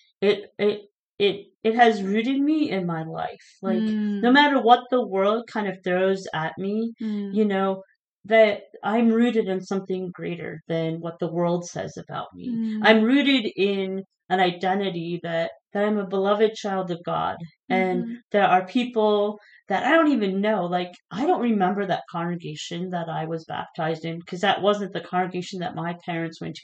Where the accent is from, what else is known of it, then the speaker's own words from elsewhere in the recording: Minnesota, United States; now in Phoenix, United States; growing up in Minnesota